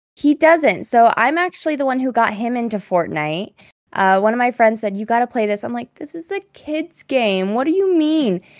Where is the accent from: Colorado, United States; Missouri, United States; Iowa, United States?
Colorado, United States; I am from Colorado